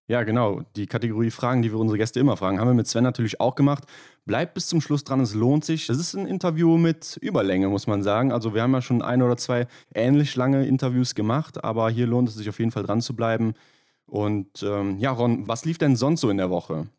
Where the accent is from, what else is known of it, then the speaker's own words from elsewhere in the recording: Rhineland, Germany; bei uns im Rheinland